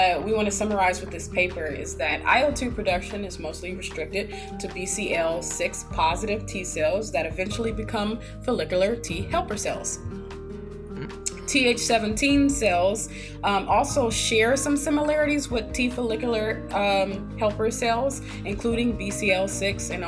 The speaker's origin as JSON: {"language": "English", "region": "Michigan", "country": "United States", "tie": "born or raised there", "moved": "as an adult", "lives_now": "Ohio, United States", "said": "born and raised in Michigan"}